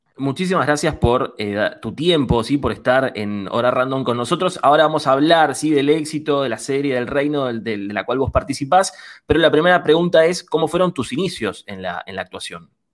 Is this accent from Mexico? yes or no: no; Ciudadela, Buenos Aires Province, Argentina; Nosotros somos de acá de Buenos Aires, de la Universidad Nacional de La ah. Matanza